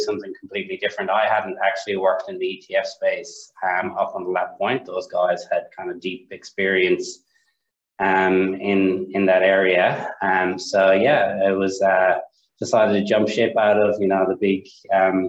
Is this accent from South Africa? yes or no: no; Ireland; accent: Irish; moved away as an adult; now in Sydney, Australia; I'm Irish, as you can probably tell by the accent